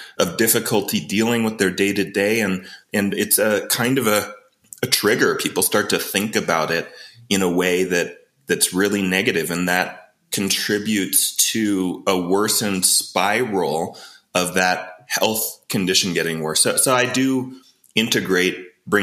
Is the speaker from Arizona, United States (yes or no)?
yes; Arizona, United States; moved away as an adult; also born or lived in Boulder, Colorado; now in Colorado, United States; I'm from Arizona originally